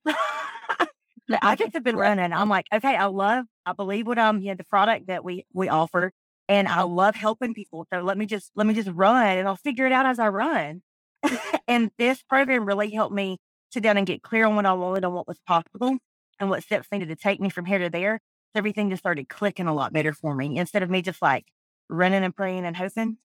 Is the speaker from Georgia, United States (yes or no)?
yes; South Georgia, United States; I'm from South Georgia